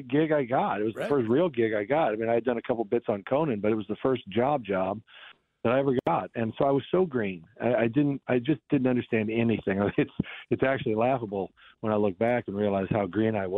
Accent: Kansas City, Missouri, United States; growing up in Kansas City

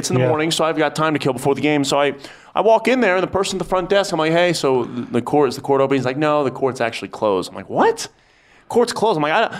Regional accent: East Coast, United States; now in Lubbock, United States; Hey, we're from the East Coast.

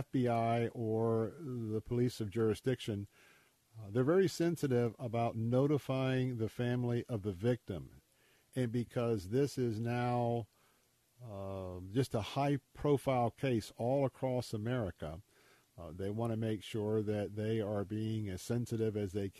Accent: Tampa, Florida, United States; where I grew up here in Tampa

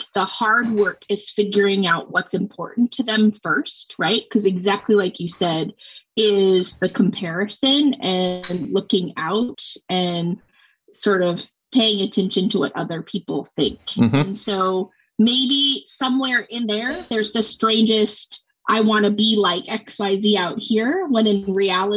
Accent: Montana, United States; moved away; So I'm from Montana originally.

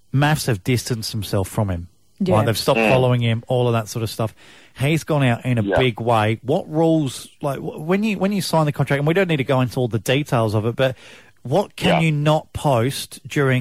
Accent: Adelaide, South Australia, Australia; moved away; I'm from Adelaide originally

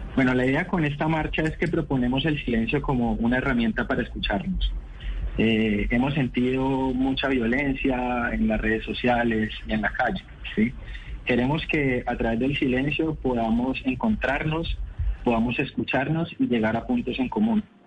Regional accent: Cali, Valle del Cauca, Colombia; como caleños

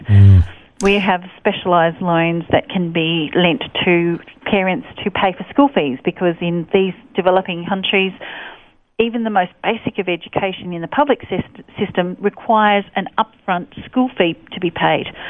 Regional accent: Sydney, New South Wales, Australia; I was born in Hornsby Hospital. Um, and raised by my parents in Pennant Hills in New South Wales

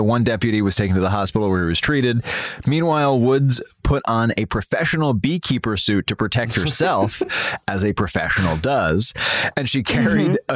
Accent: New York City, New York, United States; growing up in Manhattan

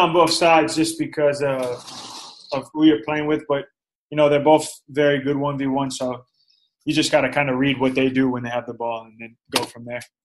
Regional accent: Florida, United States; moved away as an adult; now in Phoenix, United States; I was born and raised in Florida

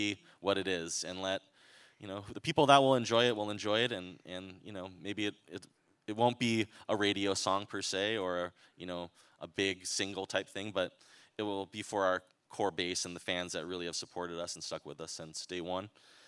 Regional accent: Hawaii, United States; We're from Hawaii. Hawaii is a place where you can't, if you get a little too big for your britches, you will get probably brought down to earth.

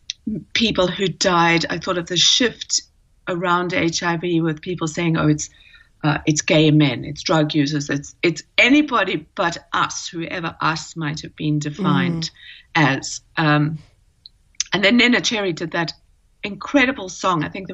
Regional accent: Namibia; moved away; also born or lived in Cape Town, South Africa / New York, United States; I grew up in Namibia

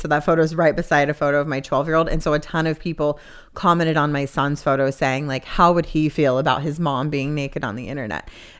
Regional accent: the South, United States; because I grew up in the Bible Belt

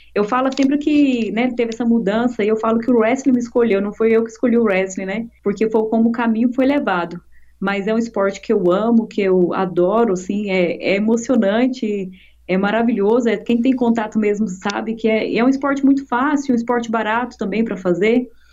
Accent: Goianésia, Goiás, Brazil; Eu sou do interior de Goiás, de Goianésia

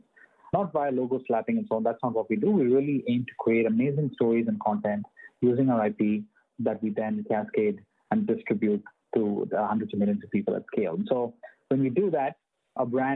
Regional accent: India; when I was growing up in India

